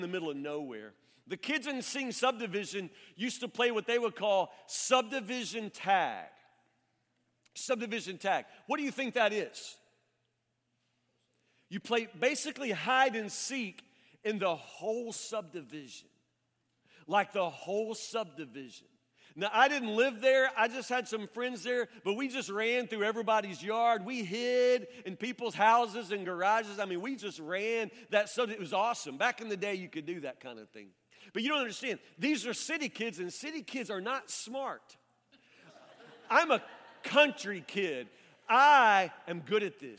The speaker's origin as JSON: {"language": "English", "area": "near Woodburn", "region": "Kentucky", "country": "United States", "tie": "born or raised there", "said": "I'm a country kid. I grew up in Matlock, which is actually a suburb of Woodburn"}